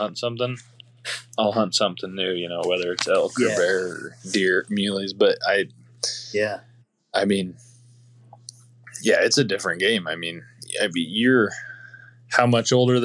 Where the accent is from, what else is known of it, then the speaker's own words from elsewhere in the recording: Iowa, United States; I'm obviously born and raised in Iowa